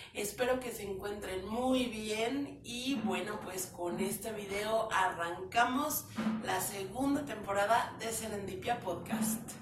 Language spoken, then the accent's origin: Spanish; León, Guanajuato, Mexico; now in Mexico City, Mexico; soy chilanga, porque vivo en Chilangolandia, pero soy originaria de León, Guanajuato